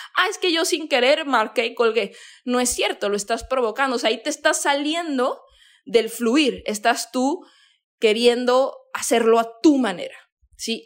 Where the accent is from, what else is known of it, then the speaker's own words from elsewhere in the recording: Mexico; yo soy de México